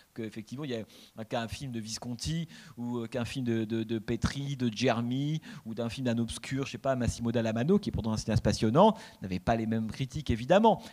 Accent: France; en tant que Français

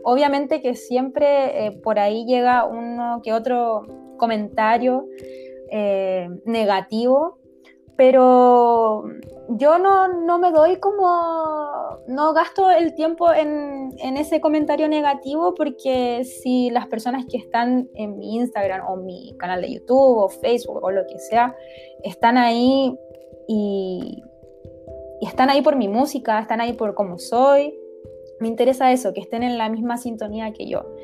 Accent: Iquique, Tarapacá, Chile; also born or lived in Pica; yo soy de Iquique, para aclarar, de Iquique

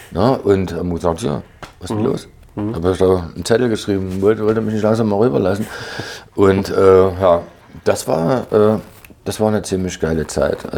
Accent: Leipzig, Saxony, Germany; aber wir als Leipziger, wir waren immer extrem aktiv.

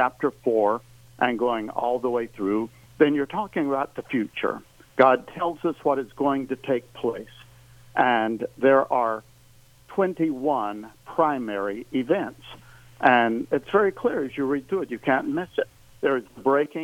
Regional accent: Tennessee, United States; also born or lived in Nashville, Tennessee; I'm a native Tennessean. I was born up in the Appalachians near the North Carolina border, and I have been living here for the most part in Nashville for the last 43 years

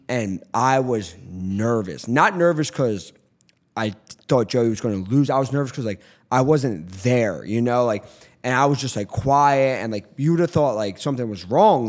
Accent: Philadelphia, Pennsylvania, United States; I didn't grow up in North Philly, but I grew up in Northeast Philly. Like, I grew up in Philly my whole life

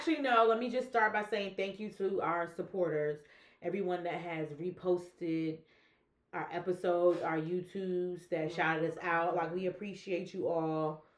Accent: Bronx, New York, United States; We are here. Shmoy came from the Bronx. What's up … from the Bronx.

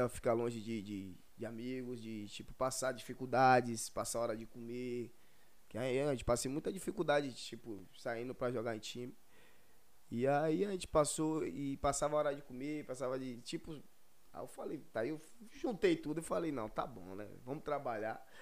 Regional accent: Feira de Santana, Bahia, Brazil; Sim, sou de Feira Santana

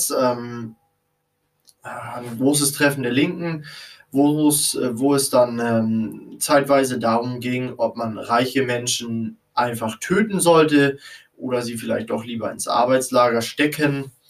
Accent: Kiel, Schleswig-Holstein, Germany; und ich bin Norddeutscher, ein Fan von Kiel, ja, von unserer Kieler Fußballmannschaft.

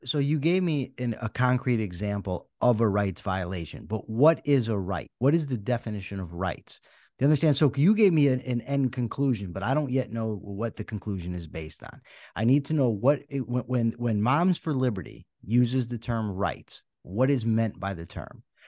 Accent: Wethersfield, Connecticut, United States; I grew up in Weathersfield, Connecticut

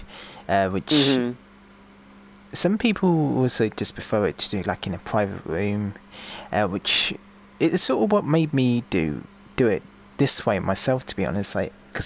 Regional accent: United Kingdom; I'm from the UK

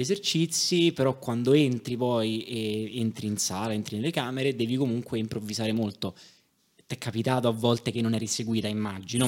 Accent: Rome, Lazio, Italy; sono di Roma

